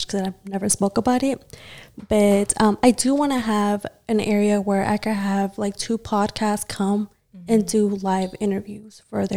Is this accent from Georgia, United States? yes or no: yes; Gwinnett County, Georgia, United States; I'm from Gwinnett too